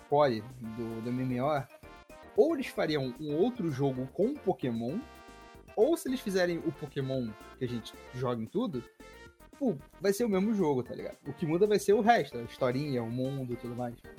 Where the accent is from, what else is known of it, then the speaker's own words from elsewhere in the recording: Rio de Janeiro, Brazil; eu, sou do Rio de Janeiro